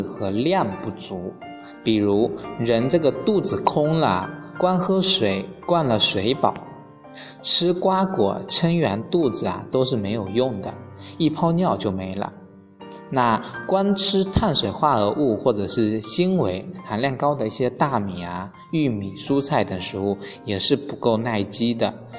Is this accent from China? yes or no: yes; China; 我们中国人